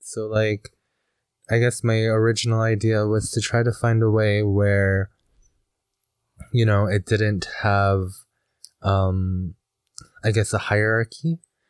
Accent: Alberta, Canada; which describes an enduring running wolf. Mm. And I come from the Bigani First Nation.

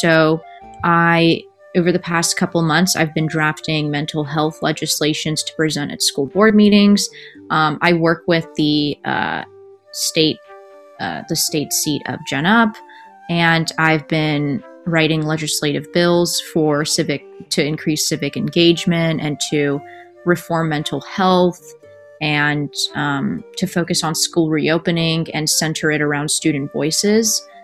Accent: Central Valley, California, United States; growing up in the Central Valley

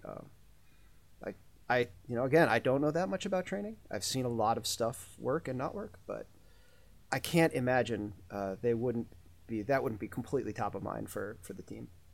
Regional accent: United States; as an American

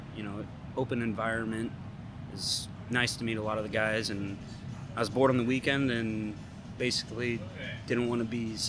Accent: St. Louis, Missouri, United States; moved away as an adult; now in Kansas City, United States; Graduated in May, accepted a full-time job up here. From St. Louis, so I moved all the way from St. Louis.

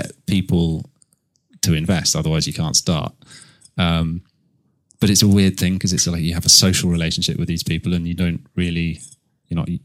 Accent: Canterbury, South East England, United Kingdom; I grew up in Canterbury.

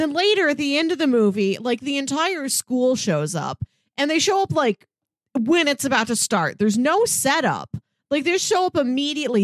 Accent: Missouri, United States; born or raised there

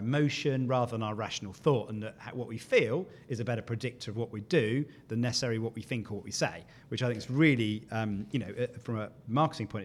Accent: United Kingdom; as a Brit

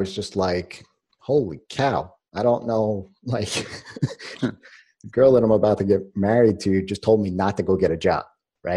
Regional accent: New York, United States; I was born in New York

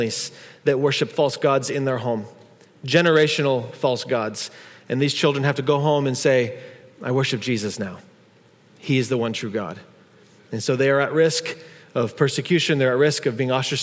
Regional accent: United States; we're from America

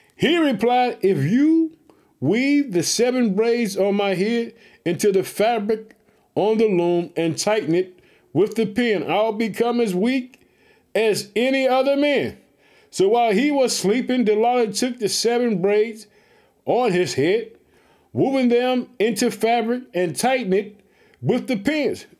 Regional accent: Illinois, United States

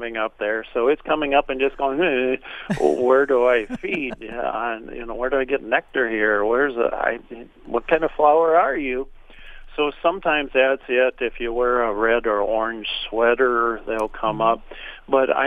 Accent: Minnesota, United States; being an American, I guess a Minnesotan

